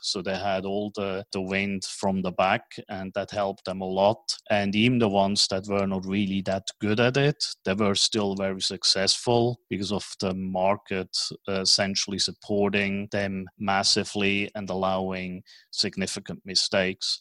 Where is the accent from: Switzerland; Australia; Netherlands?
Switzerland; accent: Swiss; moved away as an adult; also born or lived in New York / Tokyo / Hong Kong; now in Dallas, United States; my strange accent is from Switzerland. So even though I have been living in Dallas and operating out of Dallas as a hub for the United States, I was born in Switzerland, grew up in Switzerland